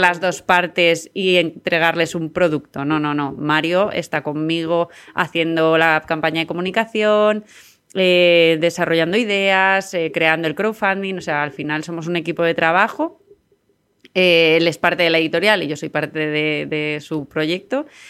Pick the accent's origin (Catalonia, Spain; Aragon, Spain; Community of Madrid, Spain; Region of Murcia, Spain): Community of Madrid, Spain; San Sebastián de los Reyes; en Sanse, que es eh, mi pueblo